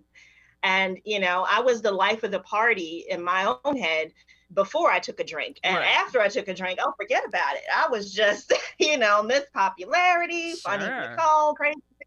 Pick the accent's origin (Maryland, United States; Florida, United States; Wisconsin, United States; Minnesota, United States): Maryland, United States; Baltimore; also born or lived in Alabama; I was raised in, for the most part, in Maryland and Baltimore